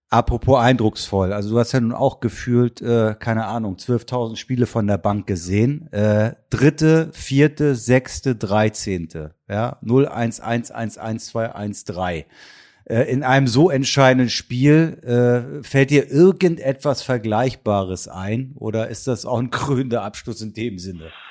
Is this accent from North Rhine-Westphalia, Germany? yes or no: no; Kiel, Schleswig-Holstein, Germany; ich komme nun mal aus Kiel gebürtig